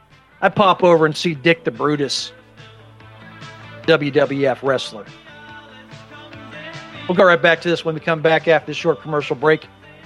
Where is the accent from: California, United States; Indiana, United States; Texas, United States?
Indiana, United States; Indianapolis; Growing up in Indianapolis, I remember watching this stuff.